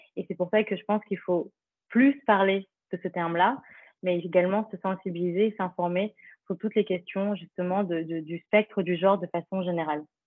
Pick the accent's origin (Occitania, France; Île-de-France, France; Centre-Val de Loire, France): Île-de-France, France; Paris; also born or lived in Philippines (ancestry); je suis d'origine philippine, je suis euh, née dans le 18e à Paris, puis j'ai grandi dans l'Est parisien